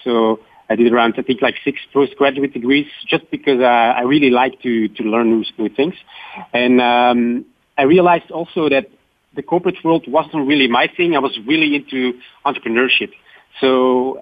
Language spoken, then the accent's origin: English; Belgium; Belgium, my home country